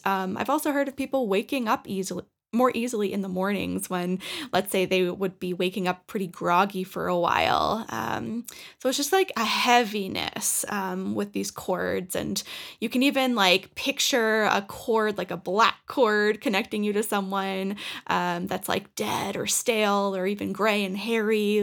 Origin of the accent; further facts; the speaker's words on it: Norwood, Massachusetts, United States; moved away as an adult; now in Colorado, United States; I cut my hometown, like the cord that I had connected with Norwood